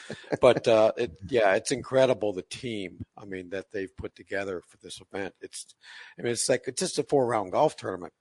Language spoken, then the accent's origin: English; Detroit, Michigan, United States; I was born and raised in Detroit